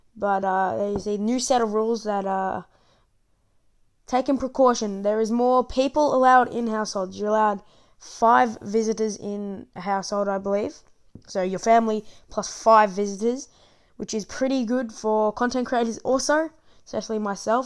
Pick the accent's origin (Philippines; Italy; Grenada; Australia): Australia; also born or lived in Victoria; I'm from Australia, as you can probably tell by my accent